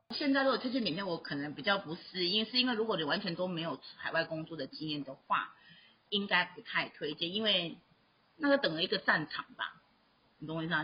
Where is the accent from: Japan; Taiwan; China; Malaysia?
Taiwan; moved away; also born or lived in Myanmar; 我就是台湾人